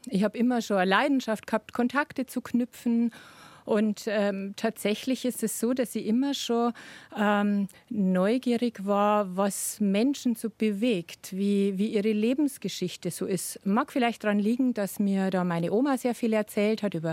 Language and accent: German; Bavaria, Germany; now in Upper Palatinate, Germany; aufgewachsen bin ich in Niederbayern